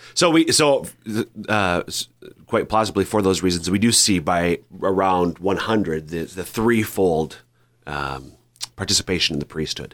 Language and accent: English; Minnesota, United States; now in South Dakota, United States; my home parish in Minnesota